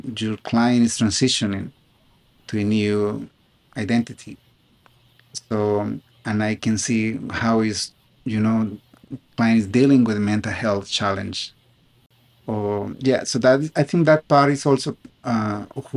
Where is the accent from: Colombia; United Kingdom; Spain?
Colombia; accent: South American; English is a second language; moved away as an adult; now in United States; I was born in Colombia. I applied to law school in the United States from Colombia